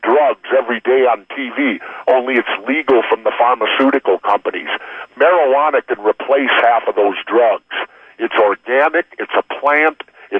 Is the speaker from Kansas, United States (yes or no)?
no; Minnesota, United States; absolutely. He grew up in my home state. We were both trained by the same guy, Eddie Sharkey, trained us to wrestle.